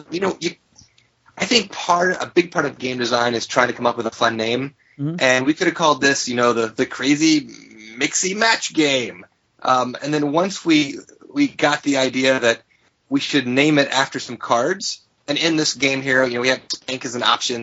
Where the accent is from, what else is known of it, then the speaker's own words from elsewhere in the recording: Alabama, United States; I'm actually from Alabama